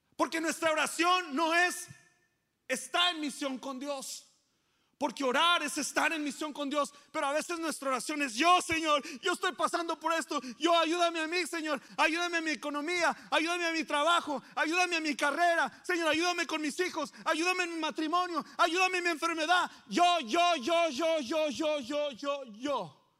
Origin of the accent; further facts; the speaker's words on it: Coahuila, Mexico; now in San Antonio, United States; yo soy de Coahuila